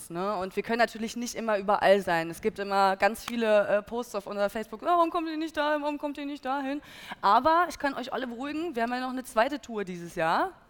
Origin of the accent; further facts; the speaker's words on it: Hesse, Germany; Hi. Ähm, ich komme aus der Nähe von Frankfurt und wir gehen die letzten zwei Jahre eigentlich immer nach Frankfurt aufs Konzert.